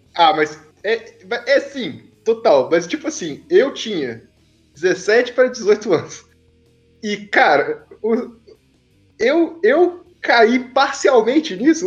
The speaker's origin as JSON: {"language": "Portuguese", "region": "Espírito Santo", "country": "Brazil", "said": "eu sendo do Espírito Santo"}